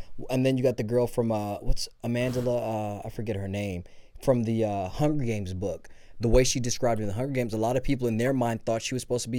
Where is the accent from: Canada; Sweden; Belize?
Belize; now in Los Angeles, United States; I was born in Belize